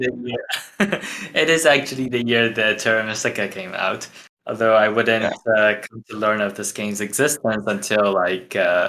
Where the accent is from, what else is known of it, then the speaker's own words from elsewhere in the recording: Taiwan; first language Mandarin; English is a second language; moved away as an adult; now in Chicago, United States; I'm from Taiwan, so it's Mandarin.